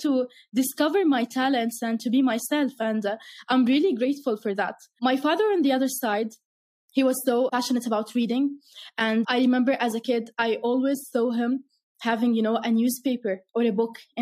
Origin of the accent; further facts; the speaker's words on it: Irbid, Irbid Governorate, Jordan; I grew up in the north of Jordan in a city called Irbid.